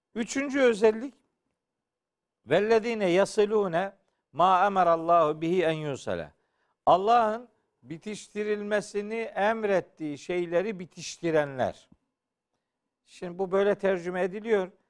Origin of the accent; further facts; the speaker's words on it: Black Sea Region, Turkey; Bizim Karadeniz'de çok olur